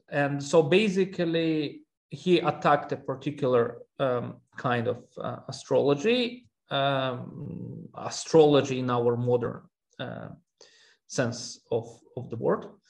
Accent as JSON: {"language": "English", "country": "Russia", "tie": "born or raised there", "also_born_or_lived": "Armenia", "moved": "yes", "said": "I'm originally from Armenia, um, and, but I grew up in Russia."}